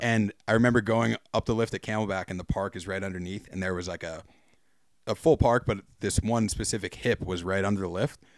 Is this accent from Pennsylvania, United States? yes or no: no; New Jersey, United States; moved away; also born or lived in Vermont / Breckenridge, Colorado; a fellow New Jerseyan